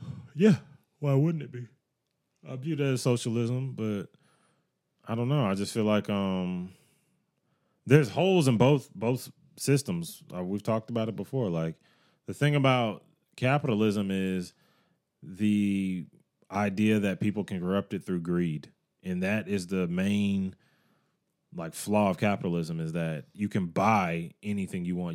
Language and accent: English; United States